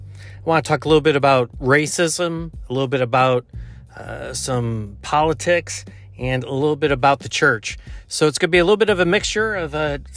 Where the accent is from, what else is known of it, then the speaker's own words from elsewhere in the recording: Buffalo, New York, United States; moved away; I'm originally from the Buffalo area